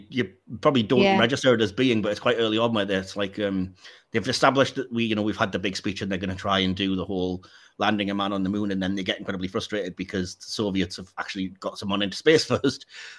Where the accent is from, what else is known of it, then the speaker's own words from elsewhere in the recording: England, United Kingdom; Don't anybody listen to Dick Van Dyke attempt an English accent, because we don't sound anything like that.